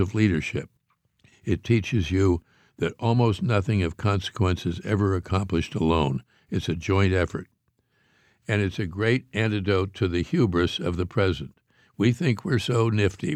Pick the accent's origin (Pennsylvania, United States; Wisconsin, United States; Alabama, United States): Pennsylvania, United States; Pittsburgh; I grew up in Pittsburgh, Pennsylvania, which has more bridges even than Paris